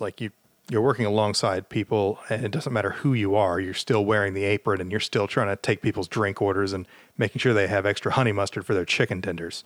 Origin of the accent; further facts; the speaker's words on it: the South, United States; I'm from the South